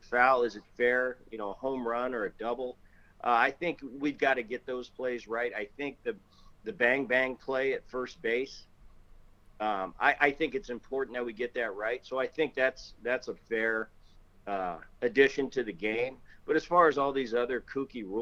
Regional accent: New Jersey, United States; also born or lived in Philadelphia; we grew up in Jersey

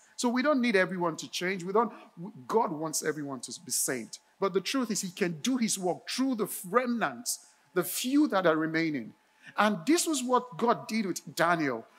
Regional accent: Nigeria; moved away; when I was a teen, growing up in Nigeria, in my neighborhood

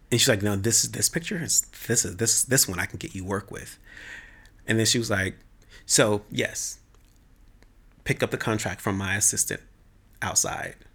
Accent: the South, United States; So I was like through the roof because I'm from the South. So we love Jesus

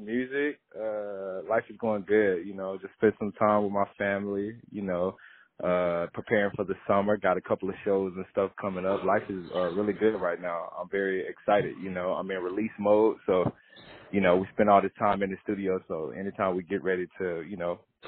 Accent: Mississippi, United States; I'm from Mississippi, and in that area, we got this thing called Southern Soul

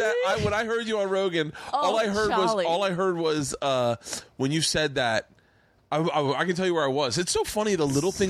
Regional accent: Florida, United States; My sister and I used to emulate Philly accents because we grew up in Florida. So we'd come up to Philly for the summer, and we'd hang out with our cousins.

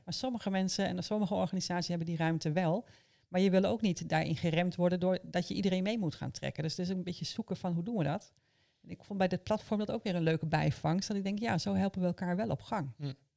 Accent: Almelo, Overijssel, Netherlands; Ik ben opgegroeid in Almelo, helemaal aan de buitenrand

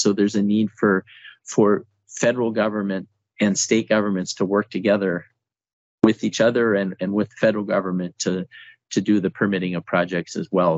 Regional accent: North Dakota, United States; I'm actually from North Dakota

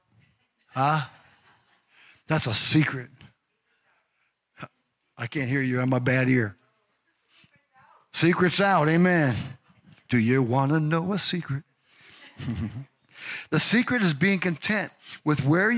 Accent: Chicago, Illinois, United States; growing up in Chicago

